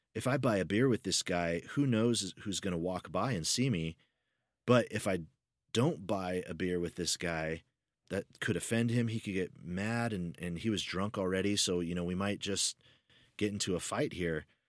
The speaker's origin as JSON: {"language": "English", "country": "United States", "accent": "American", "said": "I'm American"}